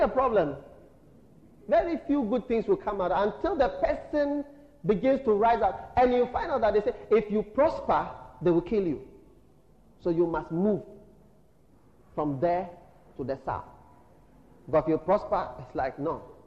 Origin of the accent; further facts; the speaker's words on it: Ghana; we are Ghanaian